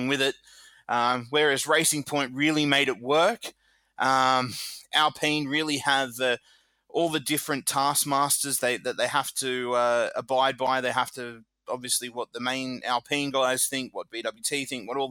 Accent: Australia; Being an Aussie

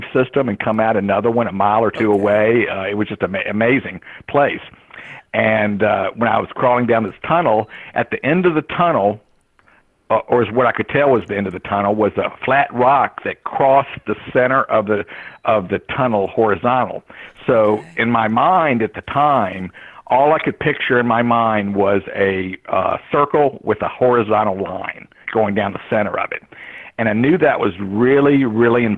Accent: Richmond, Virginia, United States; also born or lived in Greenville, West Virginia; I grew up in Richmond, Virginia

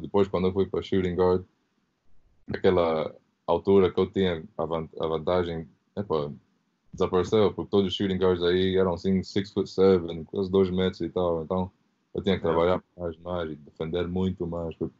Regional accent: London, United Kingdom; Portuguese is a second language; also born or lived in Angola; mudei para a Inglaterra quando eu tinha 3 anos, então eu era ainda bebê

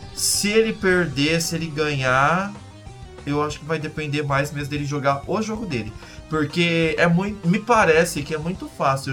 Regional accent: Brazil; como brasileiros

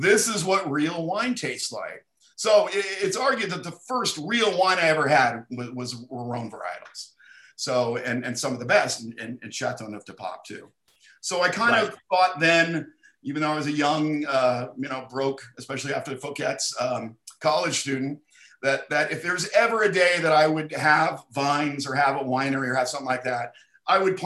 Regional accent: Bay Area, California, United States; also born or lived in San Jose / Eugene, Oregon; I grew up in the Bay Area. I was born in San Jose. So I lived along the peninsula all my life too

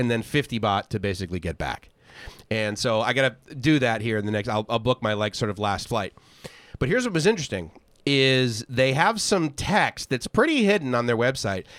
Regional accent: Boston, Massachusetts, United States; moved away as an adult; also born or lived in Southern California; I lasted twenty years in Boston

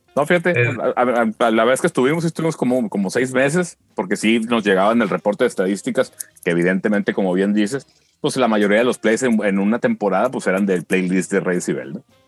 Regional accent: Culiacán, Sinaloa, Mexico; somos bandas artistas de Culiacán

